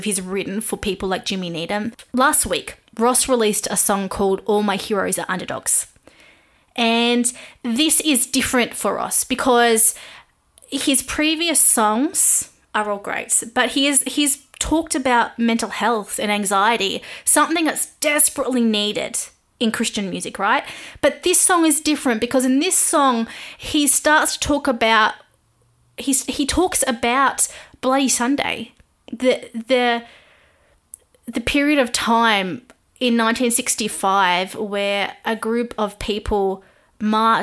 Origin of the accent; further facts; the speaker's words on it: Australia; I am an Aussie music journalist